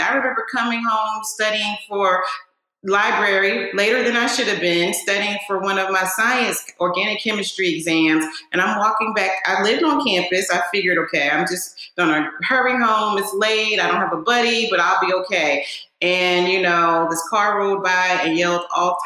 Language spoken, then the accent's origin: English; Northeast, United States; Growing up in the Northeast, you know, I grew up in a multicultural, diverse community.